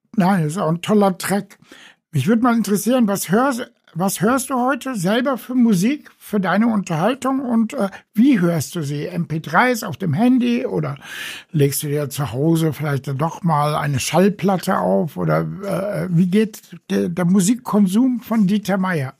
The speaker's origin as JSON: {"language": "German", "town": "Frankfurt", "region": "Hesse", "country": "Germany", "said": "als Frankfurter Junge aus dem Bankenviertel"}